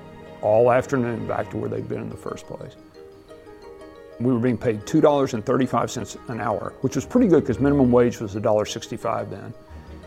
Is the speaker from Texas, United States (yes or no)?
yes; Abilene, Texas, United States; born or raised there